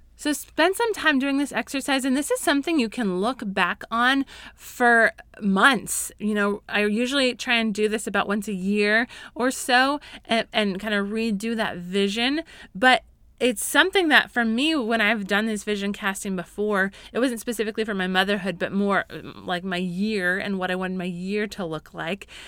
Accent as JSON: {"language": "English", "region": "Colorado", "country": "United States", "tie": "born or raised there", "said": "I grew up in Colorado"}